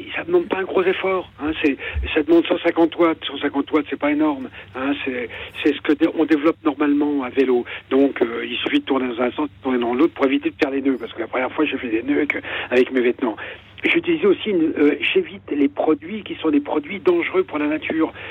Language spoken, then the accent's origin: French; Ardennes, Grand Est, France; moved away; also born or lived in Versailles diocese (Yvelines); Je suis des Ardennes